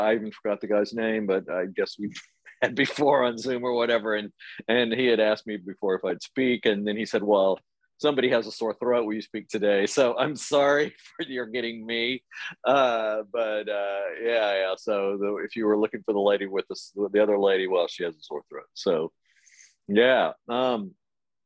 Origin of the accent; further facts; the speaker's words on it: Amarillo, Texas, United States; now in Paris, France; I grew up in Amarillo, Texas